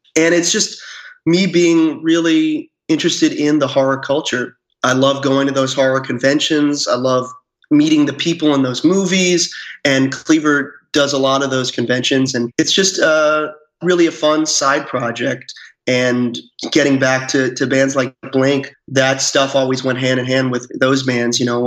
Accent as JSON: {"language": "English", "town": "Salem", "region": "Massachusetts", "country": "United States", "tie": "born or raised there", "said": "I grew up around the Salem area"}